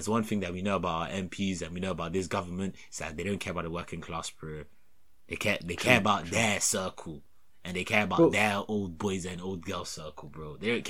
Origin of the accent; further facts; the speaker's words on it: United Kingdom; I'm British.